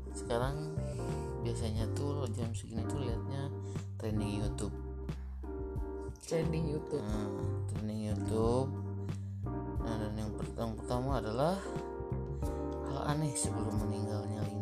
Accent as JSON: {"language": "Indonesian", "region": "West Java", "country": "Indonesia", "said": "kenalin aku orang Sunda ya"}